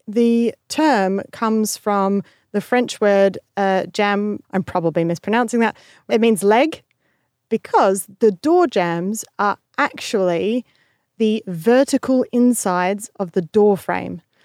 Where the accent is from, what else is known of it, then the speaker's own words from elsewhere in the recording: Australia; being in the same room as another Australian